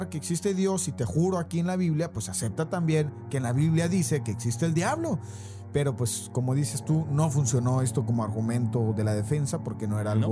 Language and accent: Spanish; Mexico; accent: Argentine; La verdad es que tengo viviendo en México toda mi vida.